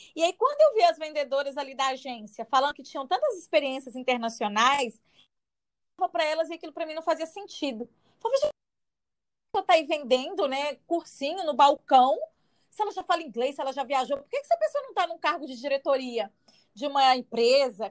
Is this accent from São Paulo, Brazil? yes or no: no; Minas Gerais, Brazil; moved away as an adult; now in Espírito Santo, Brazil; saí de Minas, estou no Espírito Santo